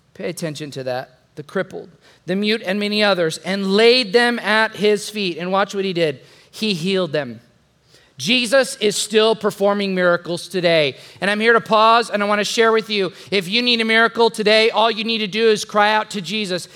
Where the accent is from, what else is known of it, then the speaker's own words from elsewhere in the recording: the Mexico border, Texas, United States; now in San Antonio, United States; when I was 12 years old, growing up on the Mexico border.